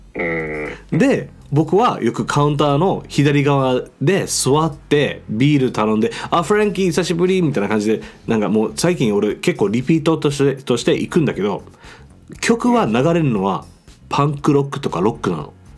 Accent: Okinawa, Japan; moved away as an adult; 僕あの沖縄から来てるんですあの1年から2年ぐらいあのこっちに住むんだけど

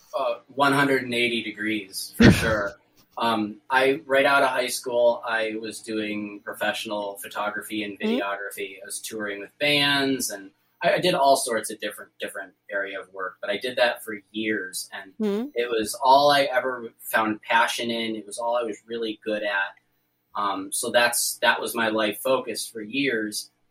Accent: New York, United States; I'm from New York

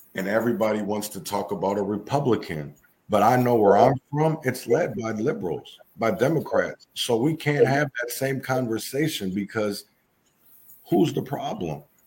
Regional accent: Minneapolis, Minnesota, United States; I'm from Minnesota, Minneapolis

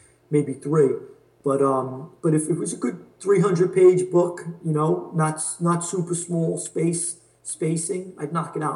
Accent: New York City, New York, United States; I grew up in Queens, so Flushing has a huge Chinese population

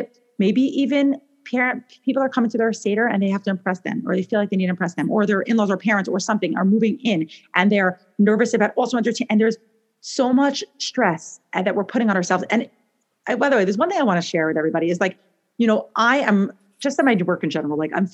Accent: New York, United States; moved away as an adult; also born or lived in Israel; now in Portland, United States; I live in Portland, Oregon. I'm originally from New York

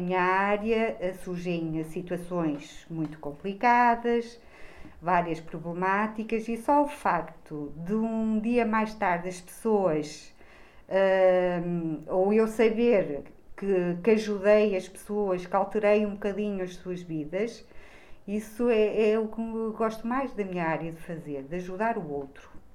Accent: Bragança, Norte, Portugal; now in Braga, Portugal; eu não sou daqui, uh, eu sou transmontana, sou de Bragança e, portanto, vivo em Braga

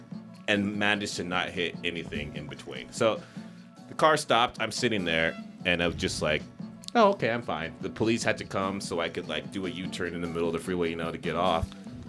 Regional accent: Los Angeles, California, United States; No, I'm from Los Angeles. Seattle is just somewhere that I've always wanted to live and experience.

